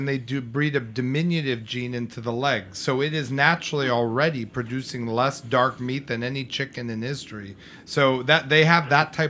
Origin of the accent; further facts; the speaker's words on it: New York, United States; grown up with the mall, born and raised on the Upper East Side.